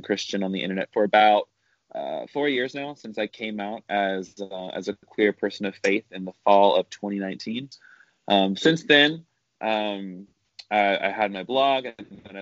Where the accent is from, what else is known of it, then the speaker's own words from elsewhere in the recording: the South, United States; I grew up in the South, which meant I grew up evangelical